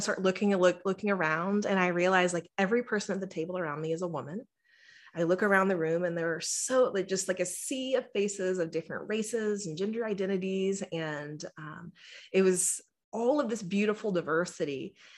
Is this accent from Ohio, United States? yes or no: no; Texas, United States; I am born and raised in Texas, and, you know, my experience growing up in the South